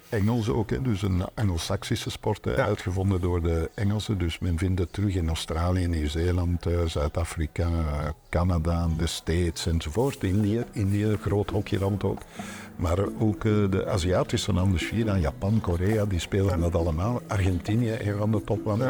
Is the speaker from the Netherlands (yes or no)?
no; Antwerp, Flanders, Belgium; nog altijd in het ouderlijk huis, waar eh, mijn vader eh, begonnen is, eh, waar ik geboren ben.